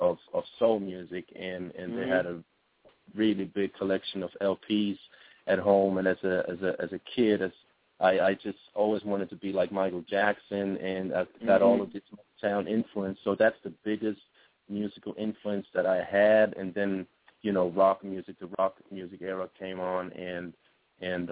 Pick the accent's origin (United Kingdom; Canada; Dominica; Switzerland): Switzerland; Switzerland, my home base is a beautiful country.